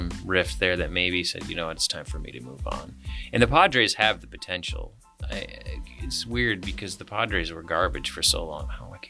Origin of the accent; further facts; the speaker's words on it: Las Vegas, Nevada, United States; moved away; But I grew up in Las Vegas